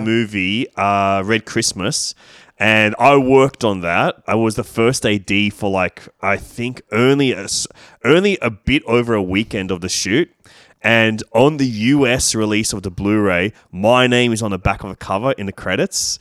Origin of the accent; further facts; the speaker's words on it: Sydney, New South Wales, Australia; I grew up in Leichhardt and Dulwich Hill.